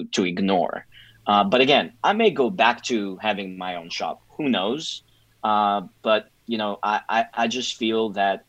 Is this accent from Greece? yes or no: yes; Greece; moved away as an adult; also born or lived in New York City, United States; having been born and raised in Greece